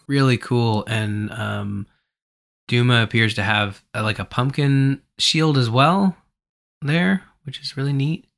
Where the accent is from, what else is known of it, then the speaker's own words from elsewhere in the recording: Canada; I'm from Canada